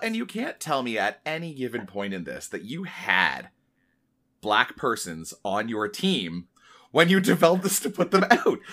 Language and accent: English; Oshawa, Ontario, Canada; I grew up in Oshawa